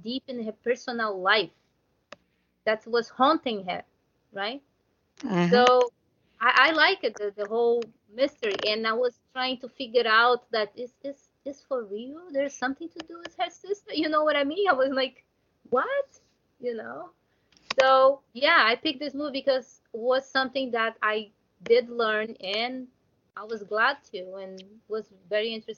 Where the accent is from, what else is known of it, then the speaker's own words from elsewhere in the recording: Brazil; English is a second language; I'm from Brazil